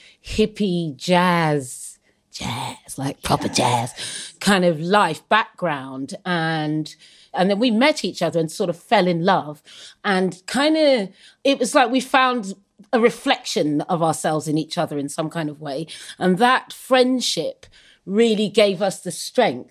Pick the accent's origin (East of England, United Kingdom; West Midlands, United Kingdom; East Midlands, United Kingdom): East of England, United Kingdom; Suffolk; I grew up in Suffolk in the 70s